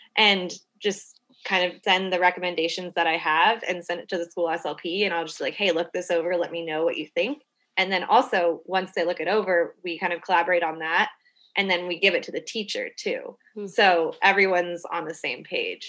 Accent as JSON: {"language": "English", "town": "Houston", "region": "Texas", "country": "United States", "lives_now": "Austin, United States", "said": "I'm from Houston"}